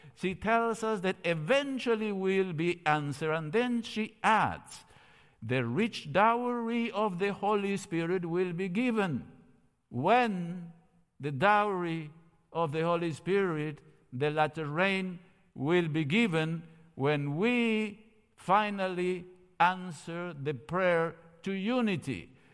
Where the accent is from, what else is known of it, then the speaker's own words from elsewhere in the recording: Córdoba, Argentina; moved away as an adult; I was born in Cordoba, Argentina, thirteen days after the end of World War Two